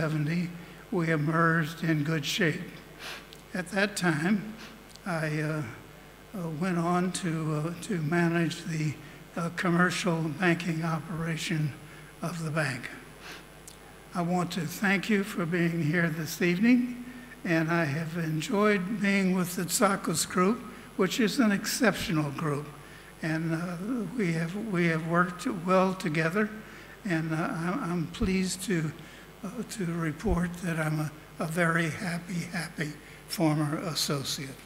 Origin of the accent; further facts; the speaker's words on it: Vicksburg, Mississippi, United States; moved away; also born or lived in Athens / London / Chicago; I was born in Vicksburg, Mississippi in 1933.